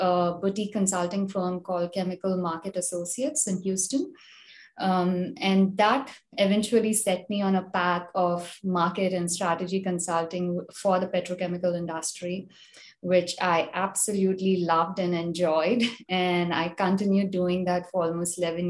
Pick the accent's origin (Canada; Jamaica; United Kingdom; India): India; moved away as an adult; now in United States; I'm originally from India, grew up in India, came to the US to pursue my master's